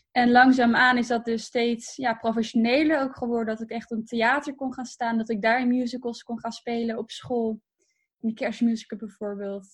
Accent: Harderwijk, Gelderland, Netherlands; also born or lived in Purmerend / Ermelo; daar heb ik echt mijn jeugd. Ehm, ja, daar ben ik echt opgegroeid

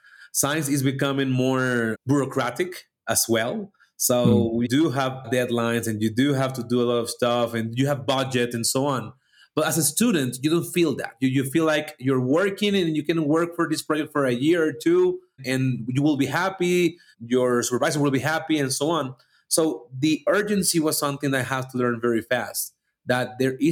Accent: Venezuela; moved away as an adult; now in Mexico; I'm from Venezuela, living in Mexico

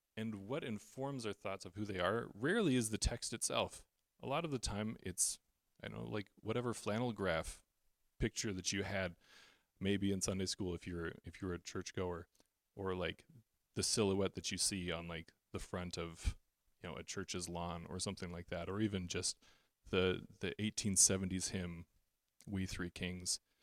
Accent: Canada; as a Canadian

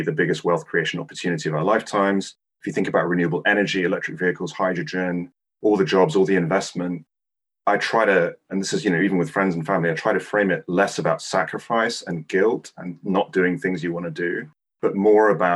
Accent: Hong Kong; moved away; I grew up in the 80s and 90s, and I'm originally from Hong Kong

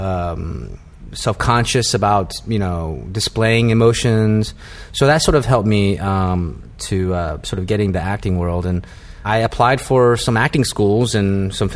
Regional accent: Vancouver, Washington, United States; moved away as an adult; also born or lived in Seattle / New Haven / New York City; I grew up in Washington State, Vancouver, Washington, which is essentially Portland, Oregon.

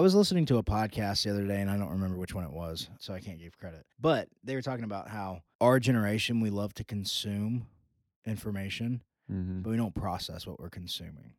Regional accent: Georgia, United States; the heart of our culture is growing up in the Southern Baptist churches, uh, specifically here in Georgia

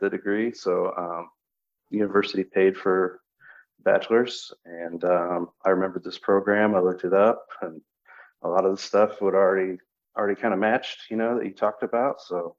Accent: Mattoon, Illinois, United States; now in Champaign, United States; I'm from Mattoon, Illinois. I live in the Champaign area.

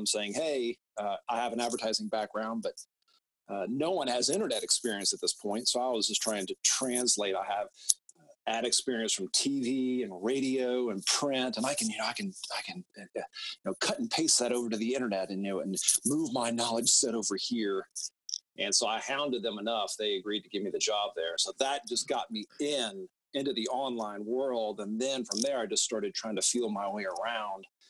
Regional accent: Atlanta, Georgia, United States; also born or lived in Oxford, Mississippi; Based in Atlanta, born and raised in Atlanta.

